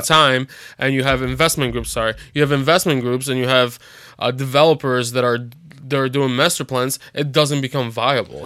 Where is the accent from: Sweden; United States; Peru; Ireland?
United States; Chicago, Illinois; moved away; I'm from Chicago